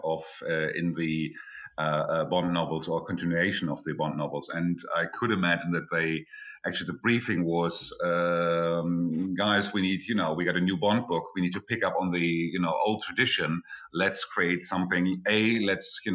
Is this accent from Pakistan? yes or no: no; Germany; I come from Germany